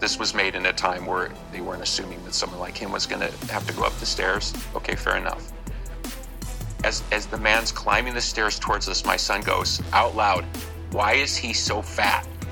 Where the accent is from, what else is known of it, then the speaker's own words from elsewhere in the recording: Chicago, Illinois, United States; I'm from Chicago, so everybody knows me